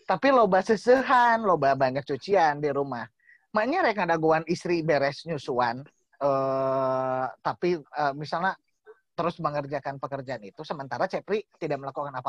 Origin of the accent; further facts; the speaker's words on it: West Java, Indonesia; lah bahwa kita tuh orang Sunda bahwa selalu menganggap bahwa ayah itu adalah takut ya